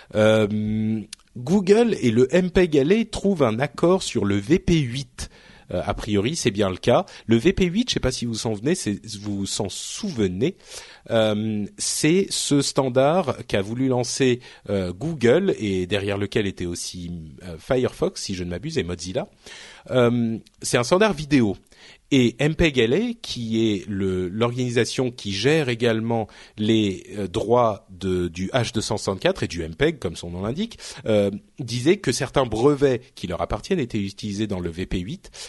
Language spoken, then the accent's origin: French; France; je parle français hein, je suis français je viens d'ici